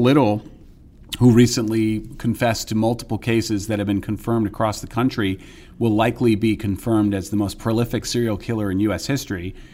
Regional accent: New York area, United States; I grew up in the New York area

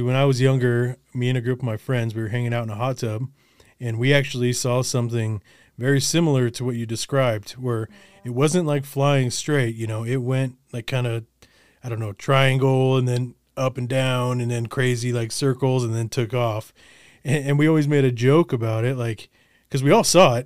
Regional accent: Colorado, United States; born or raised there; also born or lived in Olympia, Washington / Los Angeles

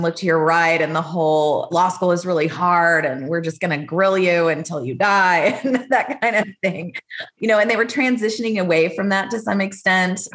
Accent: Austin, Texas, United States; also born or lived in Dallas; I was from here, Austin originally.

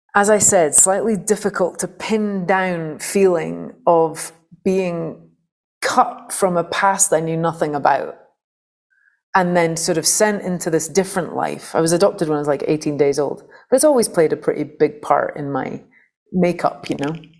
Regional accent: St Andrews, Scotland, United Kingdom; I'd come out of a very kind of anarchic punk folk scene in Fife, where I grew up in Scotland

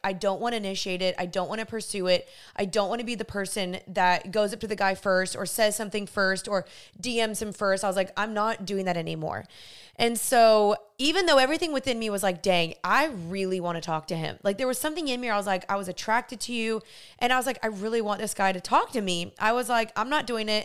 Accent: Dallas, Texas, United States; I was from Dallas

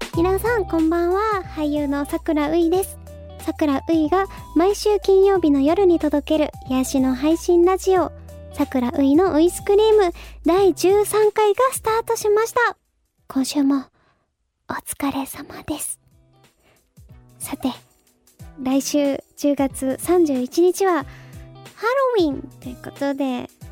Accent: Fukuoka, Japan; now in Tokyo, Japan; その東京に上京してからは、その福岡にいた時とかは、なんだろうな、友達とね、お菓子食べたりとかしてました

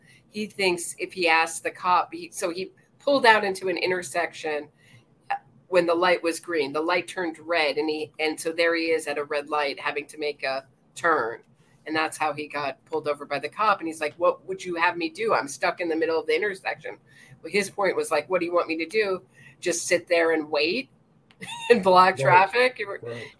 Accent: Pennsylvania, United States; I don't know if we have turn on right in Pennsylvania. That happens to be my home state.

